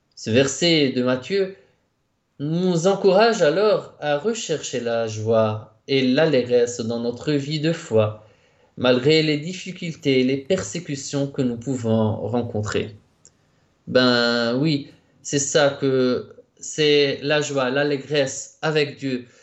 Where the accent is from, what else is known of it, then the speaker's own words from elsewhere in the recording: Lebanon; moved away as an adult; now in Rome, Italy; je suis né au Liban et puis je suis entré au séminaire de ma congrégation au Liban en 2010